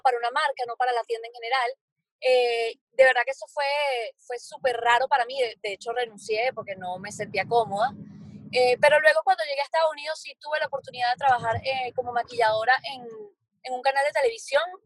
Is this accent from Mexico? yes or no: no; Venezuela; moved away as an adult; also born or lived in Barcelona, Spain; now in Miami, United States; yo soy venezolana, viví en Venezuela hasta los 20, quiero decir hasta los 20, creo que 26 años viví allá